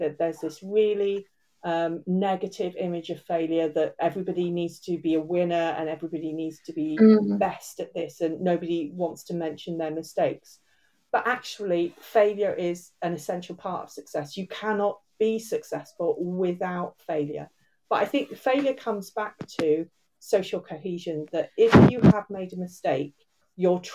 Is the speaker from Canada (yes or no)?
no; England, United Kingdom; moved away as an adult; now in Wales, United Kingdom; I was originally, I'm from England. I'm half Irish, and I've lived in Wales for getting on for 30 years now